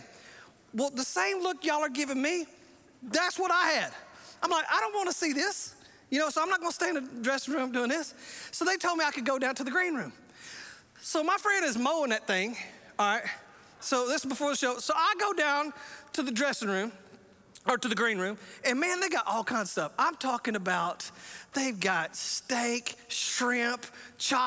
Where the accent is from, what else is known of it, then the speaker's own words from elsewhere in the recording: the South, United States; I'm from the South.